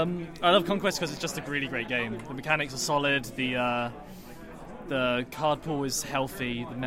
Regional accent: England, United Kingdom; Well, I'm … from England.

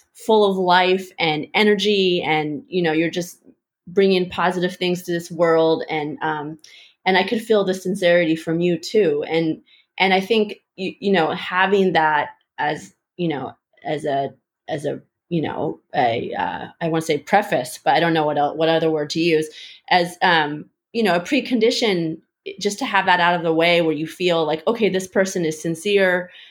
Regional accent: San Jose, California, United States; moved away as an adult; also born or lived in Seattle / China; I'm from San Jose, California.

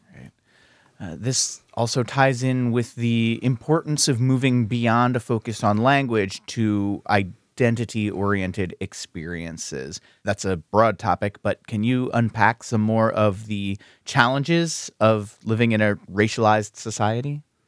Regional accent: United States; growing up in the United States

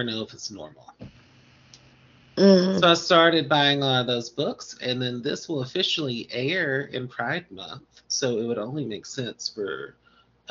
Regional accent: the South, United States; accent: southern; my southern accent

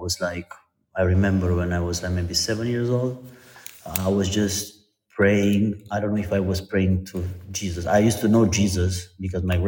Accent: Timișoara, Timiș County, Romania; I'm from Romania, from a town called Timișoara

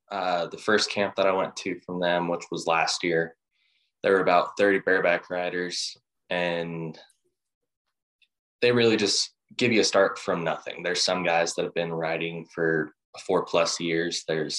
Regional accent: Deer Trail, Colorado, United States; also born or lived in North Pole, Alaska; I'm 16. I'm from Deer Trail, Colorado.

